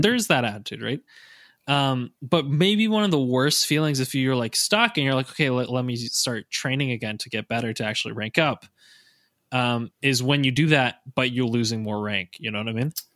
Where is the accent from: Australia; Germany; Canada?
Canada; most of the coaches and myself are Canadian